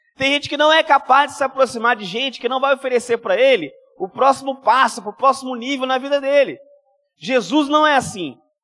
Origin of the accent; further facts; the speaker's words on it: Minas Gerais, Brazil; now in Espírito Santo, Brazil; eu sou mineiro